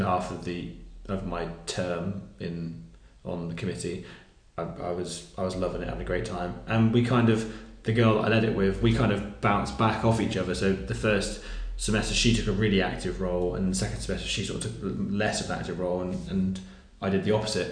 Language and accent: English; Wimborne, South West England, United Kingdom; moved away as an adult; a Baptist church in Wimborne, which is where I grew up